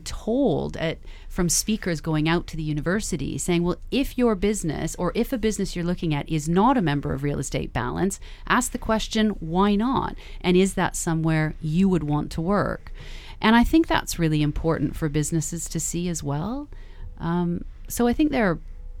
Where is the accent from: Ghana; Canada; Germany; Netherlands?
Canada; now in United Kingdom; I'm Canadian.